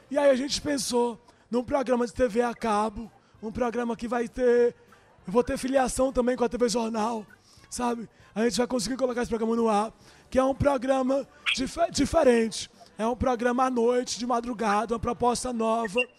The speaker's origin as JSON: {"language": "Portuguese", "town": "Fortaleza", "region": "Ceará", "country": "Brazil", "said": "eu sou de Fortaleza."}